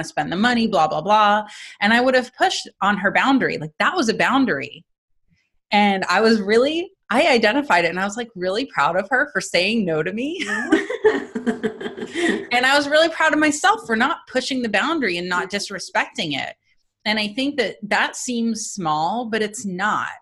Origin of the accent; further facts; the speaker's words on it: East Coast, United States; moved away; also born or lived in New Jersey; We're from the East Coast